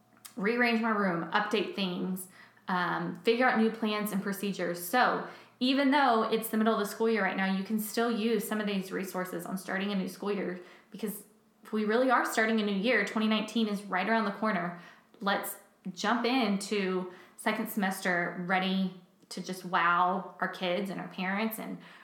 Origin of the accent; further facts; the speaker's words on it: Texas, United States; moved away; I come from Texas where it doesn't get cold till like January 30th